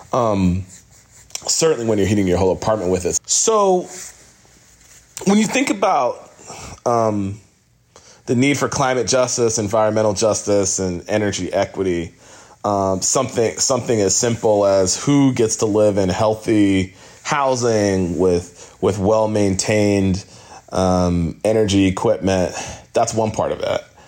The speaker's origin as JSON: {"language": "English", "town": "New York City", "region": "New York", "country": "United States", "tie": "born or raised there", "said": "The neighborhood I grew up in in Brooklyn had a lot of neglected uh, energy systems in the buildings"}